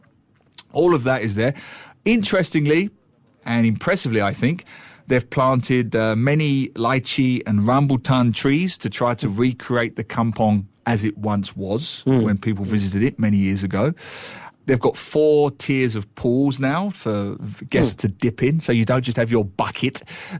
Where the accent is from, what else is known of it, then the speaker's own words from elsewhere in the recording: Singapore; At times like this, I am ashamed of being Singaporean.